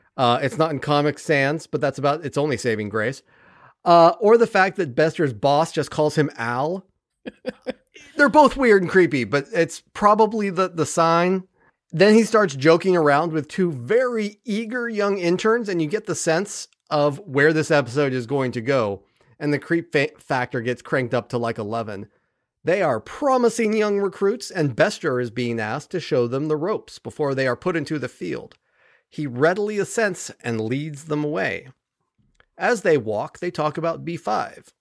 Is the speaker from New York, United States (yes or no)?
no; California, United States; now in Ohio, United States; I was raised in Cal, I mean, I'm from California